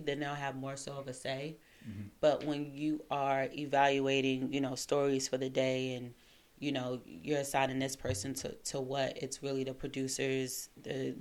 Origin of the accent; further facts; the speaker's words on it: New York City, New York, United States; moved away as an adult; also born or lived in Washington, D.C. / Seattle / California / Virginia Beach; now in DMV, United States; Born and raised in Crown Heights